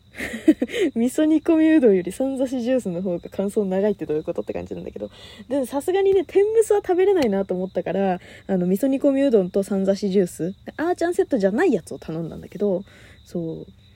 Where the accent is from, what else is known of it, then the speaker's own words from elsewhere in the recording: Kanagawa, Japan; 私神奈川県出身